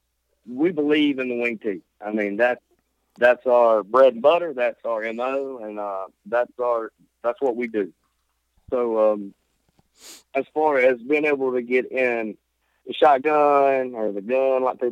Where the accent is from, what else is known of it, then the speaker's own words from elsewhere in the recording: Seminary, Mississippi, United States; now in Corinth, United States; seminary until 2004, which is where I'm from. That's my hometown, Seminary High School. Seminary, right above Hattiesburg